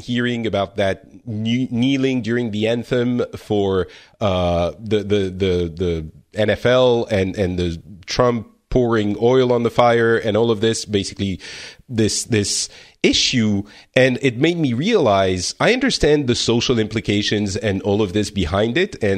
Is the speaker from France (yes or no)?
yes; France; I'm from France